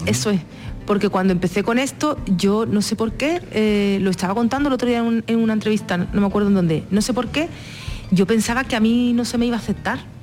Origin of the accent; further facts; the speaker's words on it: Jerez de la Frontera, Andalusia, Spain; nací y me crié en territorio flamenco, en Jerez de la Frontera